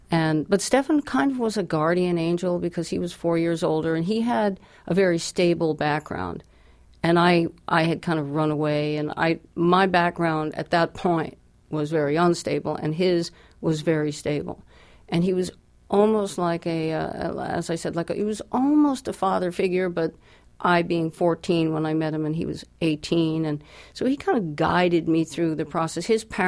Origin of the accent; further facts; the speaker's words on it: New Jersey, United States; born there; I was born in New Jersey.